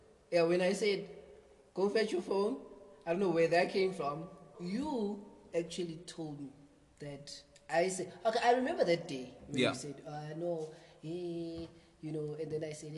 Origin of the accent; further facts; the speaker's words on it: Johannesburg, Gauteng, South Africa; I was born in Soweto, in Dobsonville